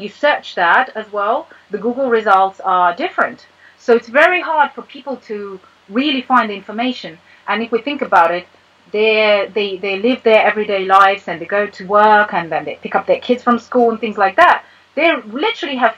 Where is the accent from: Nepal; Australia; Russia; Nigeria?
Russia; moved away as an adult; also born or lived in United States; now in United Kingdom; I was born and raised in Russia, then I lived here for 12 years